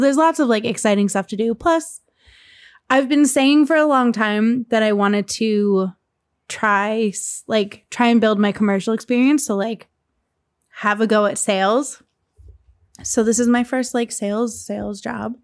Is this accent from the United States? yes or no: yes; Lehigh Valley, Pennsylvania, United States; moved away; the Lehigh Valley is where I'm from